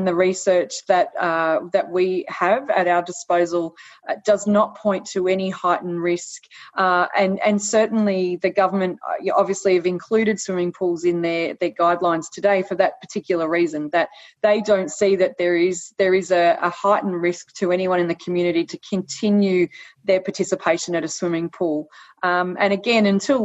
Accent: Australia; Australian citizens

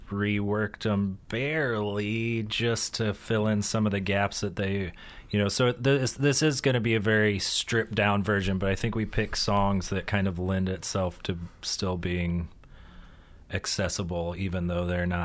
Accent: Newburg, Missouri, United States; I'm from just outside of Rolla, Missouri.

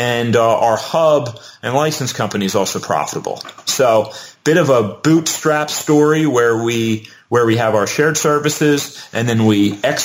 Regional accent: Delaware County, Pennsylvania, United States; my hometown of Delaware County, Pennsylvania

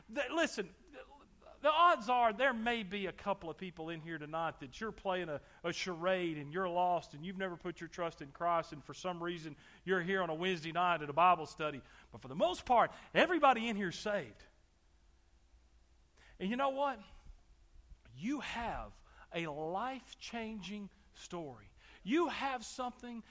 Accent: Texas, United States; I grew up in Texas.

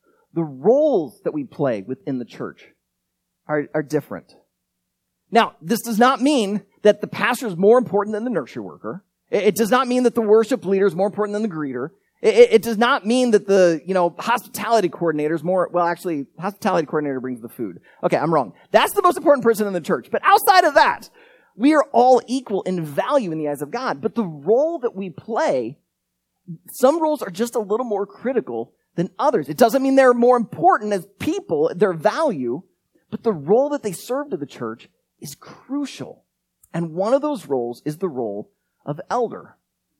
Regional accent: United States; also born or lived in Iowa; As Americans

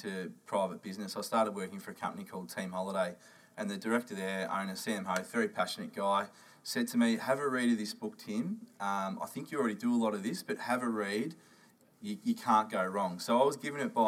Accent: Shepparton, Victoria, Australia; also born or lived in Northern Territory / Bendigo; I grew up country Victoria, a place called Shepparton

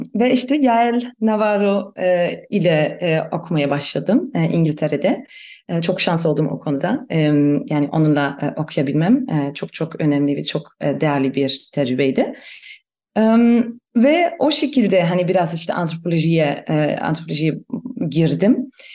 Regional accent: Germany; Turkish is a second language; moved away as an adult; also born or lived in Istanbul, Turkey / Van, Turkey; ben e, Almanım. E, onu da belki söylemek gerekir. E, Almanya'da e, büyüdüm

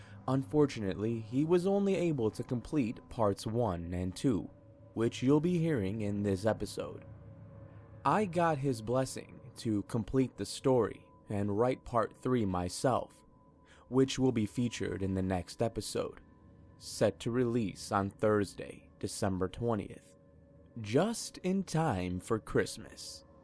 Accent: Calgary, Alberta, Canada; now in Victoria, Canada; Moving to Victoria from my hometown of Calgary was probably the best decision of my life

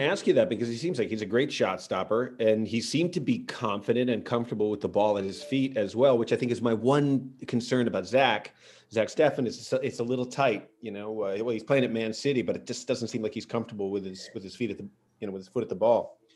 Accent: United States; we're Americans

